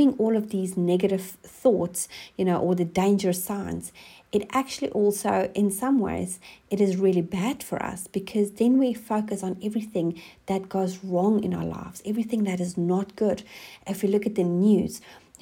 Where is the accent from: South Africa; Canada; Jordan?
South Africa; moved away as an adult; now in New Zealand; I'm originally from South Africa, and we have been living in New Zealand for the last 7 years.